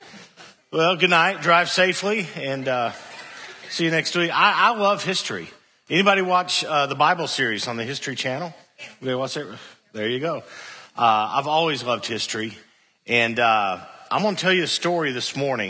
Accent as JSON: {"language": "English", "town": "Cookeville", "region": "Tennessee", "country": "United States", "said": "I was a freshman from Cookville"}